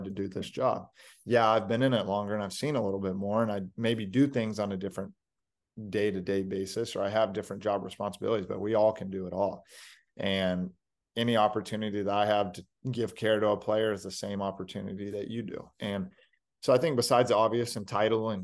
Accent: Texas, United States; moved away as an adult; also born or lived in Kansas; I grew up in Texas

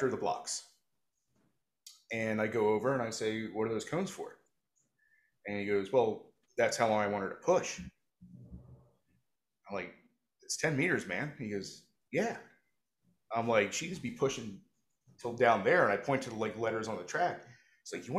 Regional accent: New Jersey, United States; I'm from South Jersey

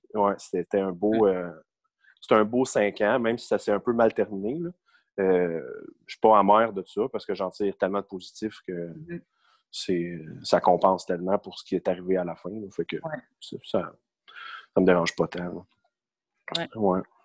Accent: Saint-Jérôme, Quebec, Canada; also born or lived in Mirabel; je viens de Mirabel, en fait, euh, originaire de Mirabel, mais depuis que j'ai six ans, euh, j'ai déménagé à Saint-Jérôme. Et depuis, depuis ce temps-là, j'habite à Saint-Jérôme.

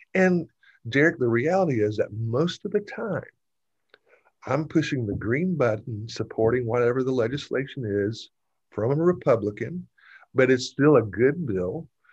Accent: Gwinnett County, Georgia, United States; I grew up in Gwinnett County. I went to Parkview High School, graduated in 1984

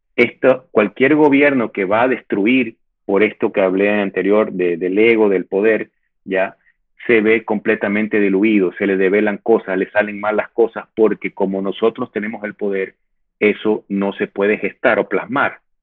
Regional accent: Ecuador; yo me siento ecuatoriano

